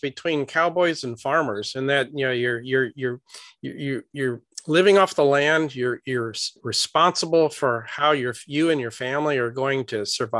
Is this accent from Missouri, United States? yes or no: yes; St. Louis, Missouri, United States; Well, growing up in the city, I didn't have any exposure to the cowboy life. You know, I grew up in St. Louis.